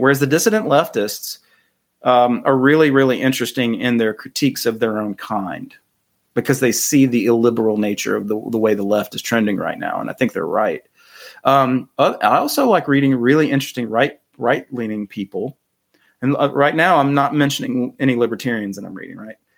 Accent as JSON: {"language": "English", "region": "North Carolina", "country": "United States", "said": "I'm from North Carolina"}